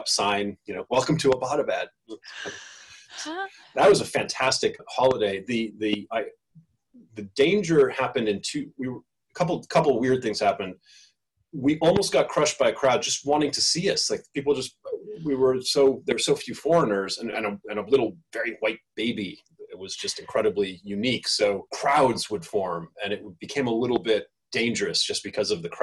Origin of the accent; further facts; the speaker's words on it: United States; now in Singapore; as an American